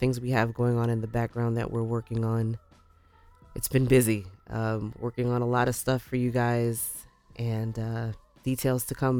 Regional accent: New York, United States; now in Pennsylvania, United States; Okay, so New Yorker, born and bred. I say this all the time. I am New Yorker.

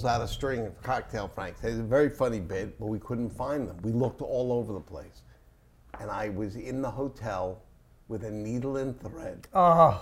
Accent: New York, United States; I'm from New York

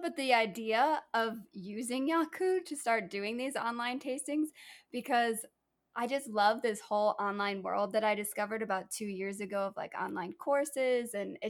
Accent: United Kingdom; And then being British in Belize, it's just like, it was just a really interesting, fun experience.

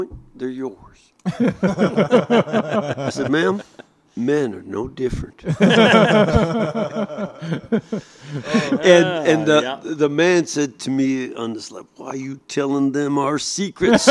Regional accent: United States; I'm an American

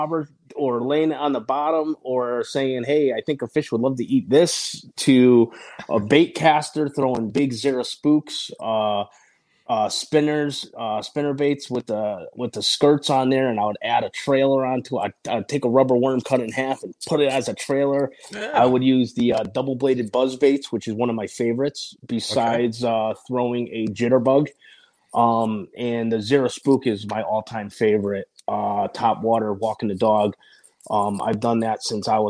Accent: Connecticut, United States; also born or lived in Cebu, Philippines; I was born in Cebu, Philippines, and I was adopted when I was about 3 years old and been living in Connecticut ever since

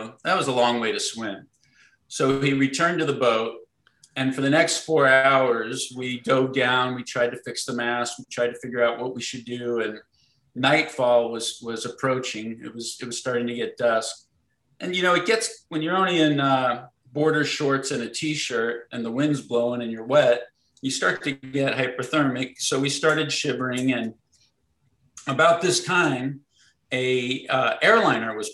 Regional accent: Sarasota, Florida, United States; I grew up in Sarasota, Florida

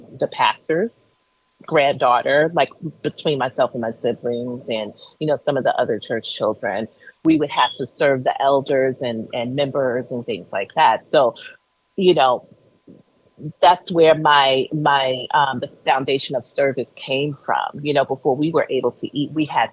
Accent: New York City, New York, United States; I grew up in Brooklyn, New York.

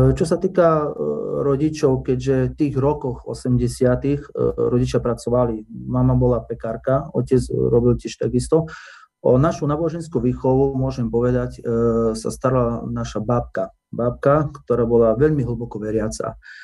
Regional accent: Oľka, Prešov Region, Slovakia; ja som sa narodil v Olike, čiže to je okres medzi Laborce. Ano. E, vyrastal som v dedine Olika

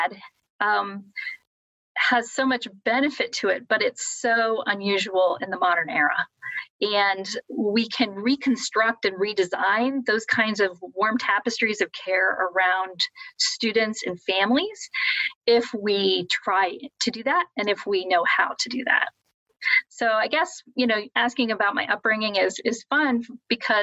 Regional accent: Columbus, Ohio, United States; moved away as an adult; now in South Bend, United States; I'm originally from Columbus, Ohio. And actually, while I did travel, moved around a little bit, I spent the last 20 years there. And I grew up in a suburb there

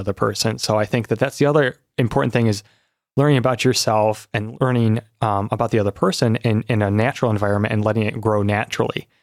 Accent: South Lyon, Michigan, United States; also born or lived in Washington, D.C.; I've grown up here in Michigan, as you've said, in South Lyon, so not too far from here

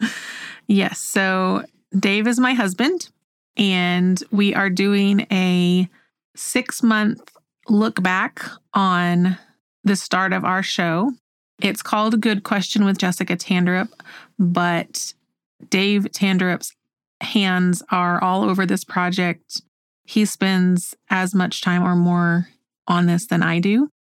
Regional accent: Oklahoma, United States; moved away as an adult; also born or lived in North Carolina / Hawaii / Alabama; I grew up here in Oklahoma.

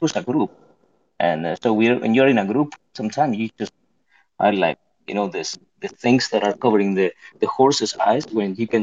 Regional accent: Patagonia, Argentina; moved away as an adult; also born or lived in Buenos Aires; I'm from Patagonia

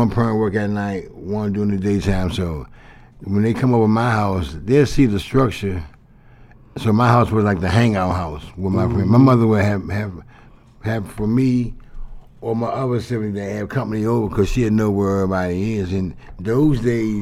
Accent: Washington, District of Columbia, United States; I grew up on Capitol Hill. I lived on 822 G Street Southeast, right across from the Marine Barracks

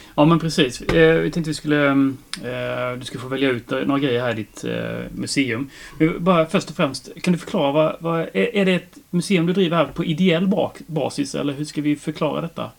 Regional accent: Växjö, Kronoberg County, Sweden; jag först var från Araby och sen att jag var från Monrovås

